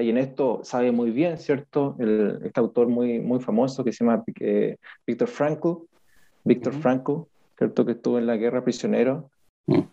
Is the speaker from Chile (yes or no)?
yes; Chile; somos los chilenos bien, bien pasivos